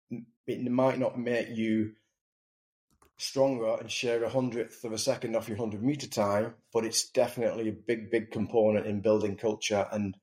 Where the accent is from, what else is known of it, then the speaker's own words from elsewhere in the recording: England, United Kingdom; And I just wonder, I'm English, I wonder if, number one, the English team are rooted to a really deep sense of purpose.